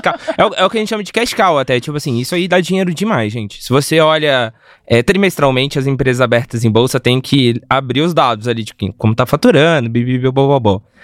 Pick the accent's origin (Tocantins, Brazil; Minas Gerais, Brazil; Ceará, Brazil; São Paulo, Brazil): Minas Gerais, Brazil; eu sou mineiro, né? Eu sou de uma cidade do lado de Belo Horizonte